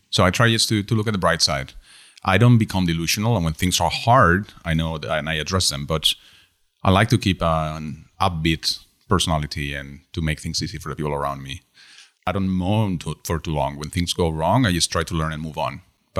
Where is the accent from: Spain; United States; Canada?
Spain; first language Spanish; English is a second language; No, we speak Spanish in Spain.